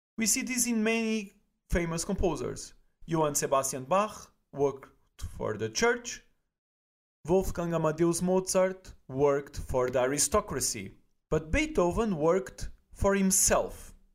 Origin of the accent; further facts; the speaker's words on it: Portugal; now in Germany; I'm originally from Portugal